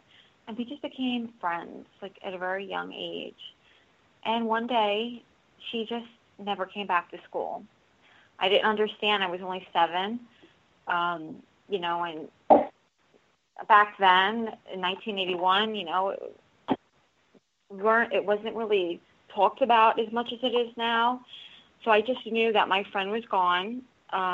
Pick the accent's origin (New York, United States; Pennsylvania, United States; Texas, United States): New York, United States; New York City; I grew up in Staten Island, New York, in a very, very haunted home.